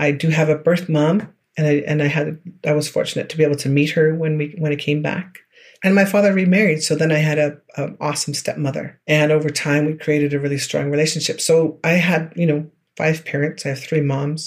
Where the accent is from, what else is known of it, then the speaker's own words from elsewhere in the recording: George Gordon First Nation, Saskatchewan, Canada; I'm from George Gordon First Nation in the southern part of Saskatchewan Treaty 4 area